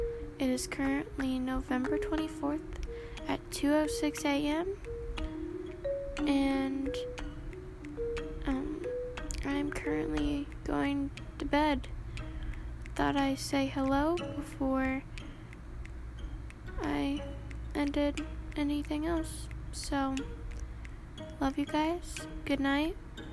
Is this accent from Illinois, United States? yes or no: yes; Bloomington, Illinois, United States; from Bloomington, Illinois, and I'm 13. I was born September 15, 2007 at 12 o'clock at night.